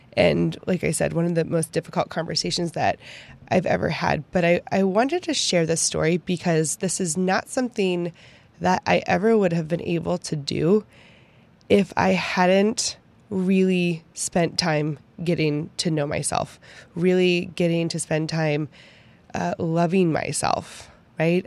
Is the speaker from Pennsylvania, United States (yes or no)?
yes; Pittsburgh, Pennsylvania, United States; moved away as an adult; also born or lived in Kansas; now in Texas, United States; I had never left Pittsburgh before. And I have not changed so much in my entire life since I moved from Pittsburgh